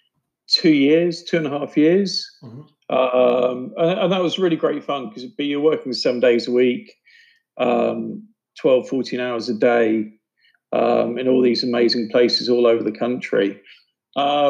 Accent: United Kingdom; moved away; also born or lived in New York; I grew up just outside of London

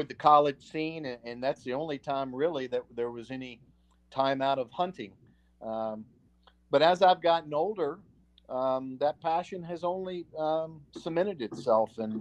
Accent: Roanoke, Virginia, United States; I'm from Roanoke, born and raised, my folks are from here. I reside here

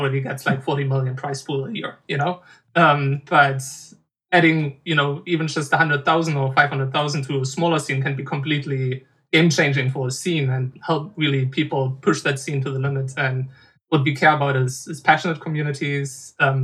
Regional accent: Germany; In my hometown, there was a games convention called GamesCon

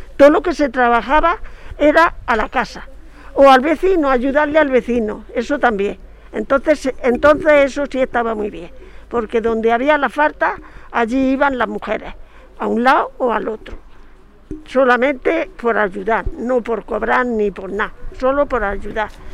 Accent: María, Andalusia, Spain

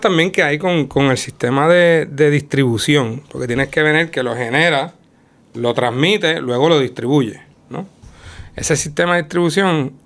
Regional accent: Utuado, Puerto Rico; Yo soy del pueblo de Utuado

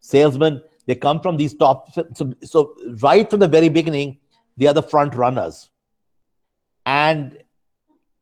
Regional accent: India; I'm Indian

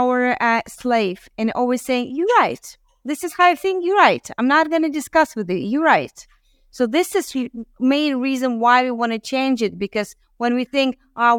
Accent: Uzbekistan; moved away; I was born in Uzbekistan

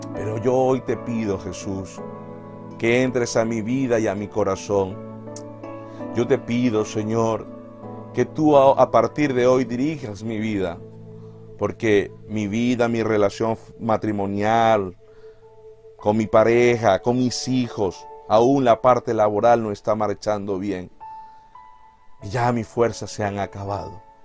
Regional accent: Venezuela; moved away; en mi país, en Venezuela

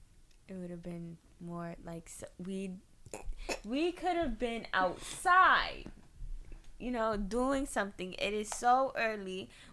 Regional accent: Bloomfield, New Jersey, United States; moved away as an adult; I lived in Bloomfield since I was, in kindergarten? And then I moved out of Bloomfield when I was, like, 18. So, I'm from Bloomfield.

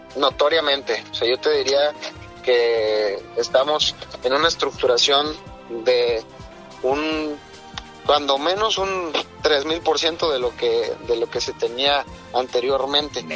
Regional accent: Puerto Vallarta, Jalisco, Mexico; yo nací en Puerto Vallarta

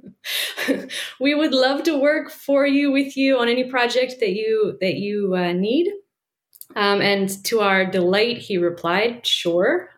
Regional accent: Washington, District of Columbia, United States; moved away as an adult; also born or lived in Israel / Bolivia; I grew up in Washington, D.C.

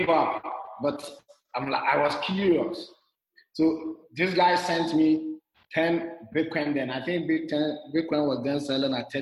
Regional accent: Ghana; moved away as an adult; also born or lived in Zimbabwe; now in Rwanda; I'm originally from Ghana, but since 2016, November, I've been traveling

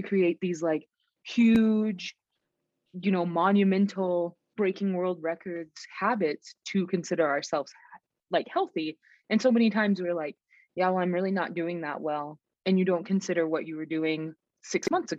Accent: Texas, United States; now in Montana, United States; I'm from Texas originally

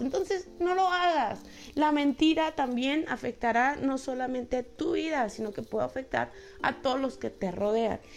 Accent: Mexico; somos mexicanos, tú sabes, el mexicano habla así

